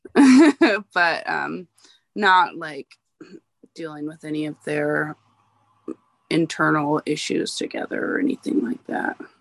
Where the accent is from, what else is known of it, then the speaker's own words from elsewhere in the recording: Alaska, United States; I'm born and raised in Alaska